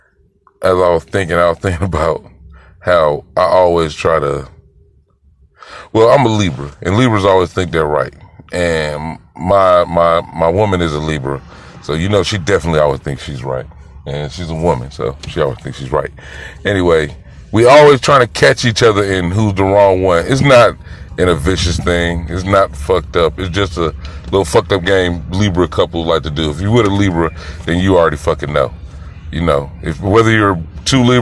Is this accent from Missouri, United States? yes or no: no; Greenville, South Carolina, United States; I'm from Greenville, South Carolina.